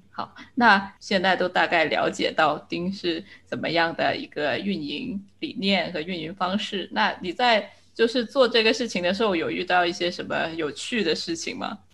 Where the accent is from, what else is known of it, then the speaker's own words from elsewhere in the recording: China; 作为一个中国人